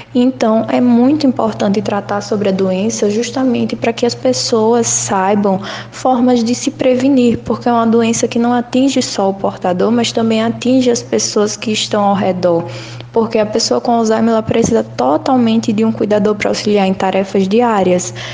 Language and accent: Portuguese; Lagoa da Canoa, Alagoas, Brazil; moved away as an adult; now in Maceió, Brazil; Lagoa da Canoa, que é a minha cidade natal. Então eu saí de lá para fazer jornalismo aqui na UFAL